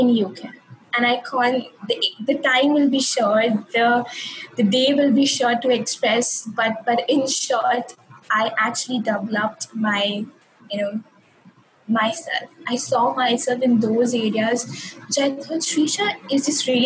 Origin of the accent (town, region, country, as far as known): India; moved away as an adult; also born or lived in United Kingdom